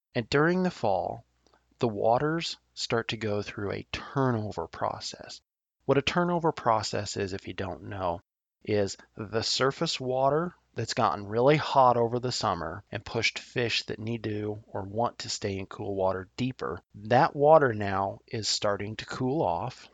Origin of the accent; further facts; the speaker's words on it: Nebraska, United States; I love my home state of Nebraska